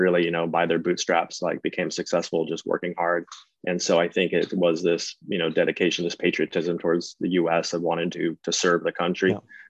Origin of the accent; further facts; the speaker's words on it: North Carolina, United States; And so I was born in North Carolina and outside of Charlotte.